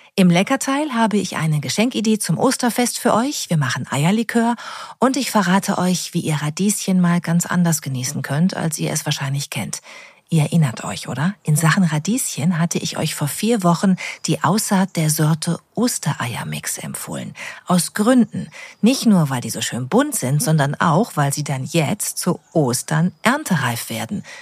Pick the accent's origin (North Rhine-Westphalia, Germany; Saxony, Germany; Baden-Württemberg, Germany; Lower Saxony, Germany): North Rhine-Westphalia, Germany; gebürtige Westfälin